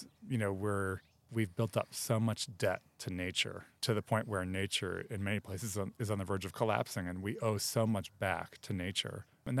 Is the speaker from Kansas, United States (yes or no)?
no; Chicago, Illinois, United States; also born or lived in New York; now in Los Angeles, United States; I came to Los Angeles from Chicago via New York